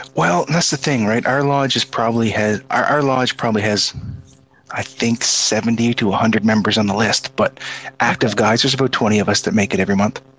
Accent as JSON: {"language": "English", "region": "Prince Edward Island", "country": "Canada"}